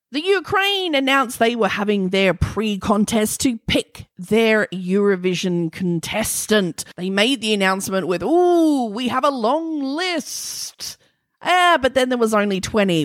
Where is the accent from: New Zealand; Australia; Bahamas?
Australia; accent: Australian; my Australian accent